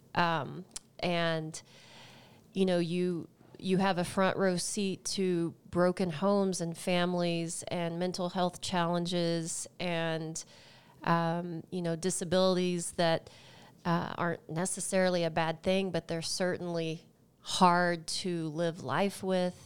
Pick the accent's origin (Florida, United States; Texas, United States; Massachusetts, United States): Texas, United States; just outside of the Dallas area; moved away as an adult; now in Longmont, United States; I am from the great state of Texas